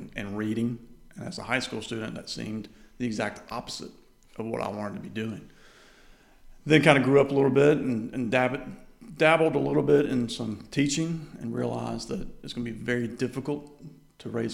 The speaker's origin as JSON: {"language": "English", "town": "Birmingham", "region": "Alabama", "country": "United States", "tie": "born or raised there", "also_born_or_lived": "Columbus, Georgia", "said": "I was born in Columbus, Georgia at Fort Benning. Okay. My dad was stationed there. And then he moved to Birmingham to go to Cumberland Law School. And I've lived there the remainder of my life"}